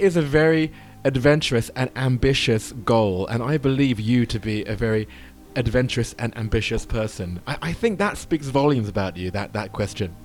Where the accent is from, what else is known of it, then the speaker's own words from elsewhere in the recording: United Kingdom; I'm a Brit